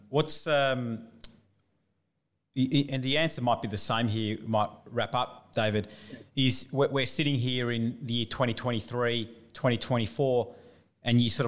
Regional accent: Melbourne, Victoria, Australia; I'm from Melbourne

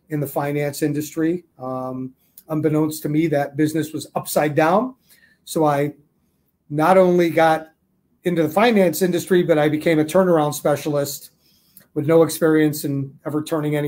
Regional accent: Chicago, Illinois, United States; also born or lived in Arizona; I'm from the Chicago area

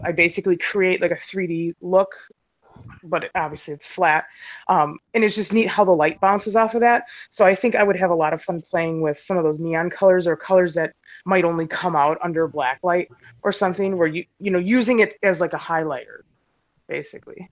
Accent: Milwaukee, Wisconsin, United States; from Milwaukee, Wisconsin.

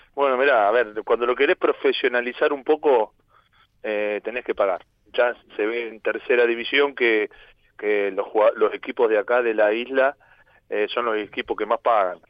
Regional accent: Argentina; moved away as an adult; now in Ibiza, Spain; yo soy argentino

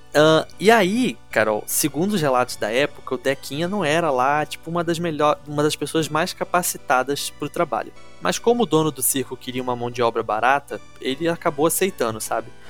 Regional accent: Rio de Janeiro, Brazil; eu não sou de Niterói, eu sou da capital mesmo

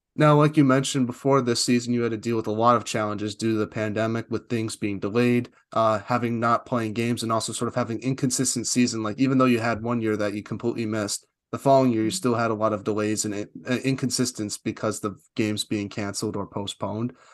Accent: United States; I'm an American

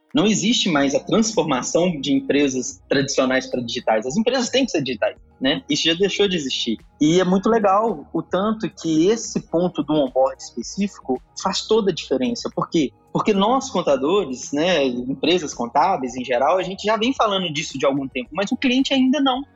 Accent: Minas Gerais, Brazil; Sou aqui do estado de Minas Gerais

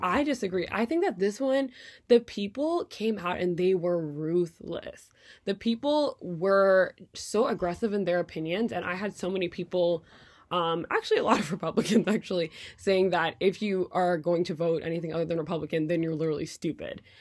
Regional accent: Quebec, Canada; moved away as an adult; now in United States; Canadian politics, where I grew up

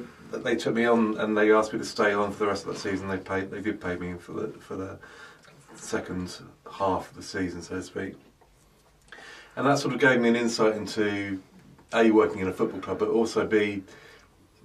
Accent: London, United Kingdom; also born or lived in South Africa; I grew up in South London in Crystal Palace and South Norwood

